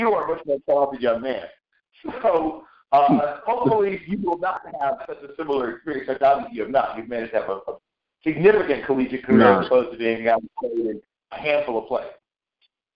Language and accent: English; Tidewater, Virginia, United States; I grew up in Tidewater, Virginia